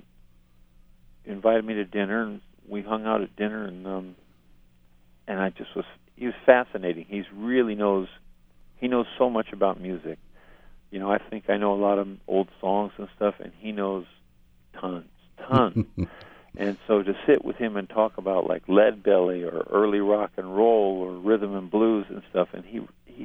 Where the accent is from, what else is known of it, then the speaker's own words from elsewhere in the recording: Stockton, California, United States; my hometown Stockton